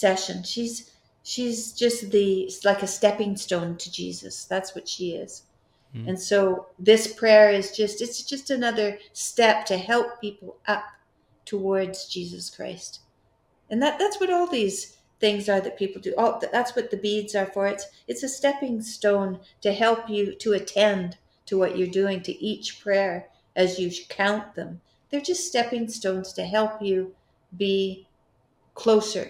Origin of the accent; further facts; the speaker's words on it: Fairview, Alberta, Canada; moved away; I was from Fairview